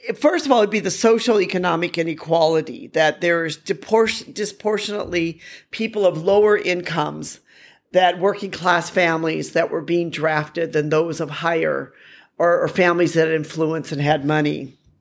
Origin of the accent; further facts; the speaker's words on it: United States; now in Hanoi, Vietnam; as an American